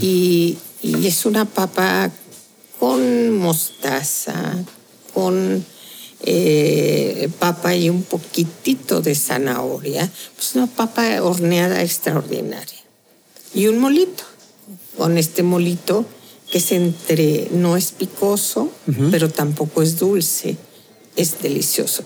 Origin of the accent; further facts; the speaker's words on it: Tehuantepec, Oaxaca, Mexico; la otra de mi tierra, es tehuana